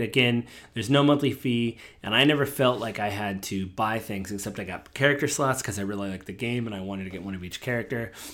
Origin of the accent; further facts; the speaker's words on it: Washington, United States; I'm from Washington State